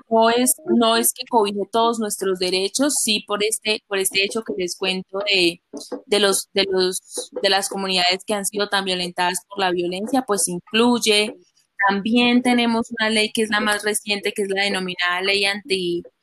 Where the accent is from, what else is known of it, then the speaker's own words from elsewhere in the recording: Colombia; las propias costumbres que uno tiene como colombiano